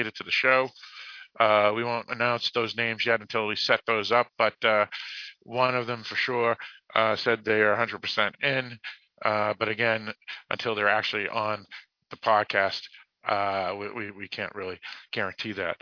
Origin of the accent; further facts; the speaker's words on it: Boston, Massachusetts, United States; accent: Boston; I do have my Boston accent. I do not pronounce my R's